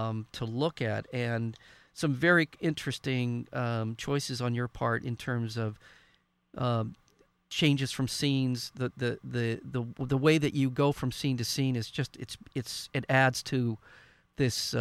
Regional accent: Southern California, United States; as a white boy growing up in Southern California

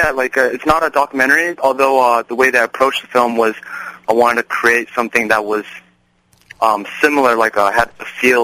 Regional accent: San Jose, California, United States; I was raised in San Jose

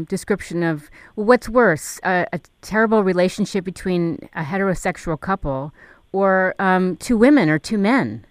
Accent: New York, United States; I grew up in New York.

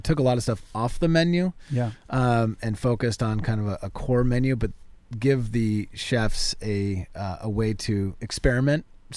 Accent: Laguna Beach, California, United States; myself and the other founder were both raised, born and raised in Laguna

